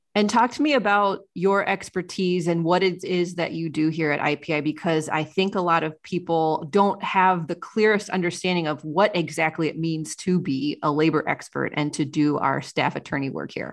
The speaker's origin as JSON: {"language": "English", "region": "Ohio", "country": "United States", "tie": "born or raised there", "said": "the small town where I grew up in Ohio"}